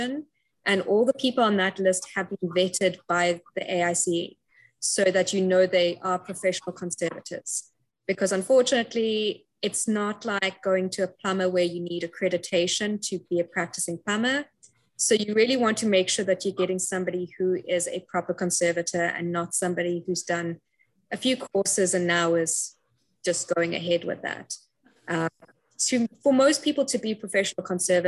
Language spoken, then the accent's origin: English; Cape Town, Western Cape, South Africa; moved away as an adult; also born or lived in United Kingdom; I'm originally from Cape Town, South Africa, hence the accent you're hearing